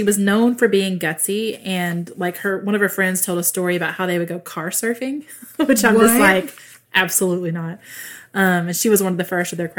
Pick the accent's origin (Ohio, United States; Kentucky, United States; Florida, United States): Kentucky, United States; we're from Kentucky